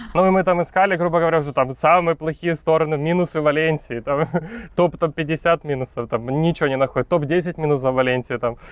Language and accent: Russian; Ukraine; moved away as an adult; also born or lived in China; now in Valencia, Spain; Сам родом из Украины, но последние пять с половиной лет я жил в Китае